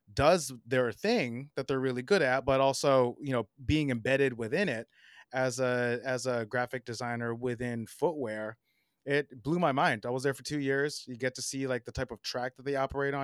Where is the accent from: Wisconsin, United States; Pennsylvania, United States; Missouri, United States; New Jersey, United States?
New Jersey, United States; South Orange; moved away as an adult; now in Brooklyn, United States; I grew up in New Jersey, uh, in South Orange